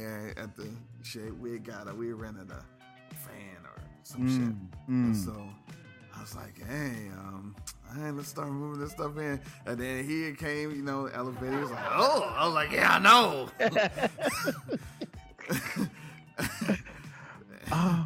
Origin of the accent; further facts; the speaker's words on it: Dayton, Ohio, United States; moved away as an adult; also born or lived in Grambling, Louisiana; I grew up in Ohio.